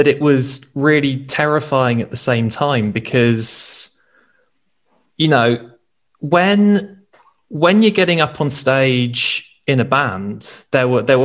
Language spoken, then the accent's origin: English; Guildford, South East England, United Kingdom; moved away as an adult; now in Nottingham, United Kingdom; I've lived in Nottingham since I was 20. I'm originally from Guildford, which is down south